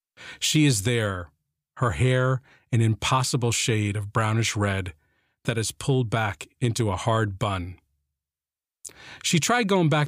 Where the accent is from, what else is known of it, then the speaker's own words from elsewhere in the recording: Jersey City, New Jersey, United States; growing up Irish, Catholic, and guilty in the swamps of New Jersey